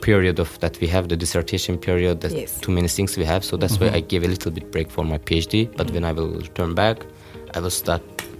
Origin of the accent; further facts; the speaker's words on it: Azerbaijan; moved away as an adult; also born or lived in Ukraine; Okay. And I am from Azerbaijan, the land of fire.